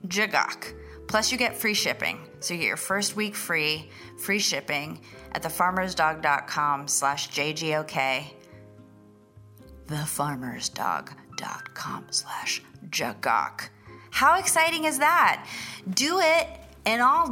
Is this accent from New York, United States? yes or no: yes; New York City, New York, United States; I was born in Brooklyn